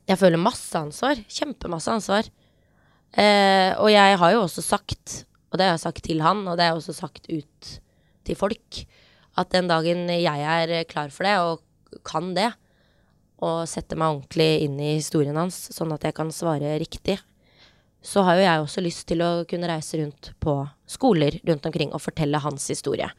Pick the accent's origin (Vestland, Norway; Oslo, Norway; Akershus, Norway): Oslo, Norway; Vi har vokst opp på Hauketo